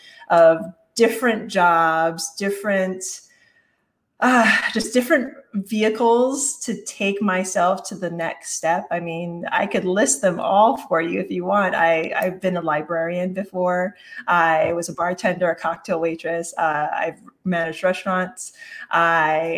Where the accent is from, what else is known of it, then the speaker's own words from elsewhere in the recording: Hawaii, United States; I grew up in Hawaii